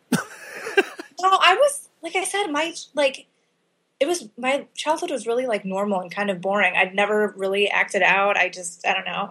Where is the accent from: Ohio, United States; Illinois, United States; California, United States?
Illinois, United States; Chicago; In the Chicago area. So my parents are both from Chicago. Moved to the suburbs when I was a kid